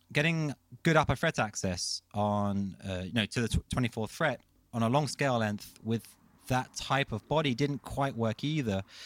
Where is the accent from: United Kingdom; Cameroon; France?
United Kingdom; London; moved away as an adult; now in Copenhagen, Denmark; I'm a Londoner. Um, I uh, yes, I was kind of born and raised in London, and I moved to Copenhagen